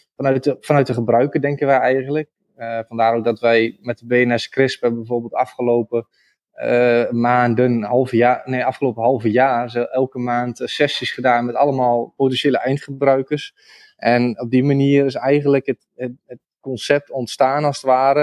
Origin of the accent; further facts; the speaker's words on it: Rijssen, Overijssel, Netherlands; accent: eastern Dutch; also born or lived in Zwolle; ik woon zelf in, in Rijssen. Dat is eh, een, stad in de buurt van eh, Almelo, eh, Engelo, die, die richting. Dus in, in het oosten van het land. Kun je misschien ook wel horen aan mijn accent